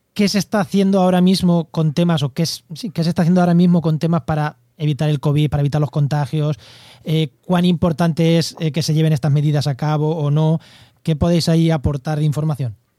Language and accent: Spanish; Munera, Castilla-La Mancha, Spain; now in La Línea de la Concepción, Spain; soy de Munera, Albacete, pero vivo en, la línea de la Concepción, en Cádiz